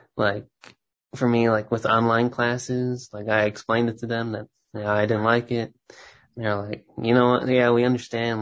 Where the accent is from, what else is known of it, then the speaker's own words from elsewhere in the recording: Texas, United States; moved away as an adult; now in Minneapolis, United States; I grew up in Texas